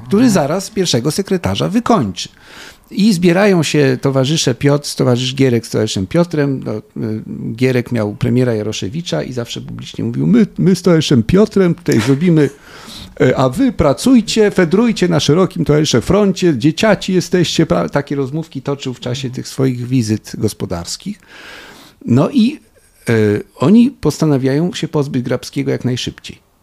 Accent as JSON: {"language": "Polish", "country": "Poland", "said": "my to z Polski znamy."}